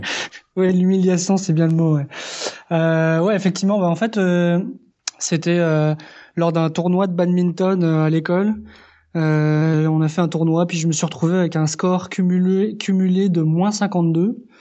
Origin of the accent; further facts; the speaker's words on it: France; moved away as an adult; now in Quebec, Canada; je suis effectivement français. J'habite au Québec depuis trois ans et demi et je suis d'origine espagnole